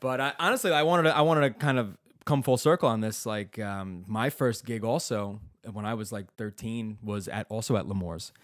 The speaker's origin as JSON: {"language": "English", "town": "New York City", "region": "New York", "country": "United States", "tie": "born or raised there", "also_born_or_lived": "Bay Ridge, Brooklyn", "said": "the place where I, where I grew up in Garrison Beach"}